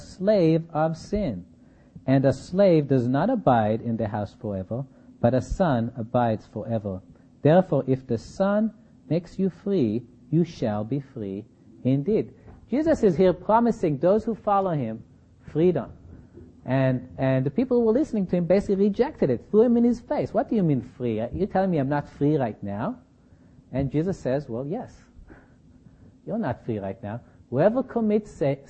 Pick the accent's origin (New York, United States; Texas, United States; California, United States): California, United States; Berkeley; I come from Berkeley